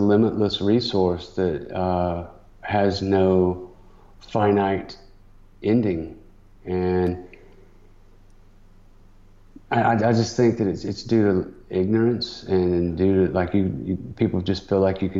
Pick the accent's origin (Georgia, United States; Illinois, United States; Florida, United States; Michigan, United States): Georgia, United States; Atlanta; I'm homegrown CNN guy, because they literally started here in my hometown